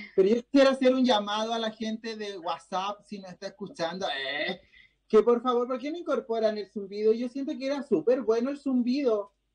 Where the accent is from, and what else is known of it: Chile